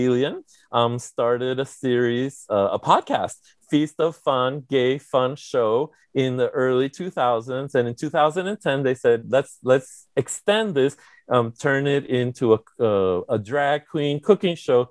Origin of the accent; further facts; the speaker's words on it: San Juan, Puerto Rico; moved away as an adult; I am from San Juan, Puerto Rico. But in fact, I am from a neighborhood called Miramar